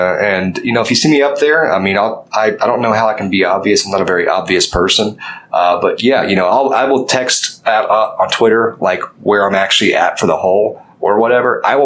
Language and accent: English; Fort Worth, Texas, United States; you got to understand, like, we're from Fort Worth.